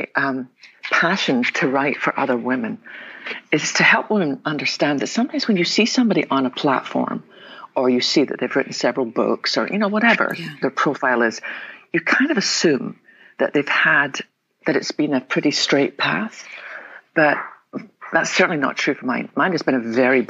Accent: west coast of Scotland, United Kingdom; now in Texas, United States; I was born in the west coast of Scotland. Probably tell them my accent.

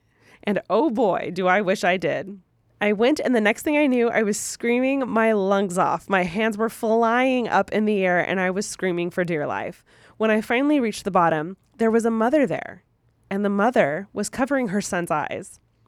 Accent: California, United States; So I'm originally from Reno Valley, which is near Riverside, close to the San Bernardino area

